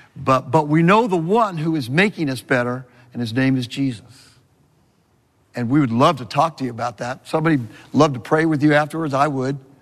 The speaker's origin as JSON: {"language": "English", "region": "California", "country": "United States", "moved": "yes", "said": "I'm a Californian"}